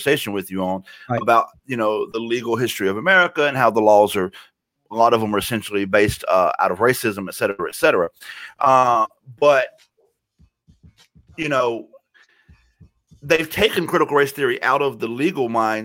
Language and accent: English; the South, United States; I grew up in the South.